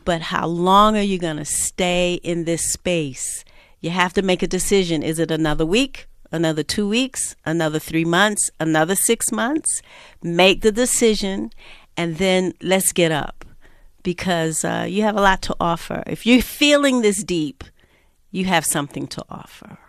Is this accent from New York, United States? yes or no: yes; New York, United States; I'm from New York, born and raised